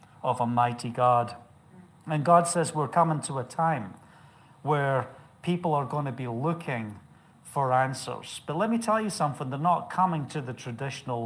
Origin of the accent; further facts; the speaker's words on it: United Kingdom; moved away; being British